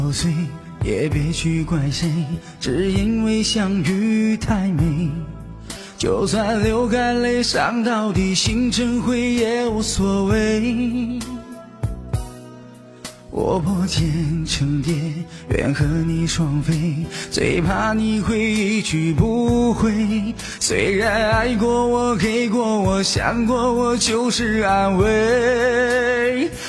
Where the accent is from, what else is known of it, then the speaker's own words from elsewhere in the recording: Harbin, Heilongjiang, China; 我是黑龙江哈尔滨人。